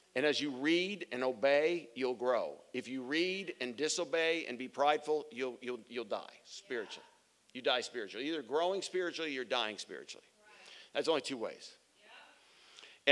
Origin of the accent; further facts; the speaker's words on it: Phoenix, Arizona, United States; I'm from Arizona and mountains are all around me. I grew up in front of a mountain called Camelback Mountain